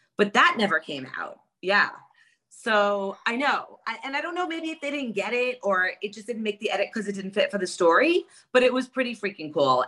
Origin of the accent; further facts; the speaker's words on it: New York, United States; I'm from New York